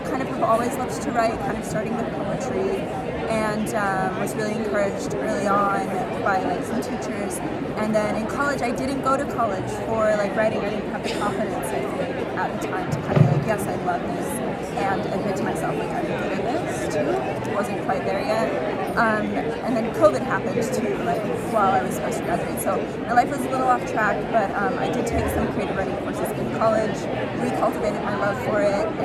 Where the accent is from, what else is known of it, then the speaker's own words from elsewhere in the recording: Albuquerque, New Mexico, United States; I'm from Albuquerque, Mexico.